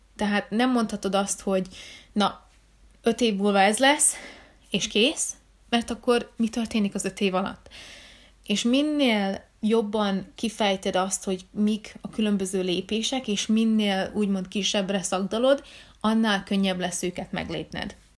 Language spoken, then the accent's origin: Hungarian; Hungary; én magyar vagyok